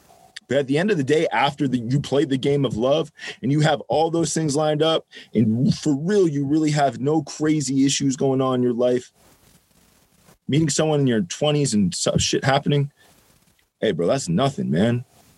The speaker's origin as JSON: {"language": "English", "country": "Ireland", "said": "And I'm an Irish guy. I was like, fuck therapy."}